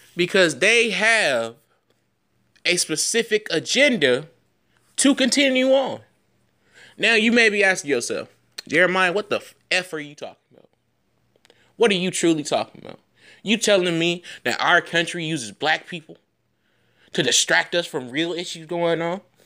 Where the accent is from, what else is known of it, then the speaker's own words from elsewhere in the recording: United States; as an American citizen